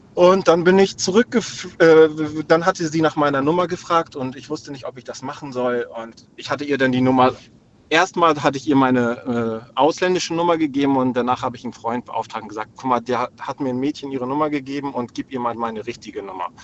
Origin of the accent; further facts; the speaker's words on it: Hamburg, Germany; also born or lived in Lübeck; Ich bin in Hamburg aufgewachsen, nee, in Lübeck geboren und in Hamburg aufgewachsen.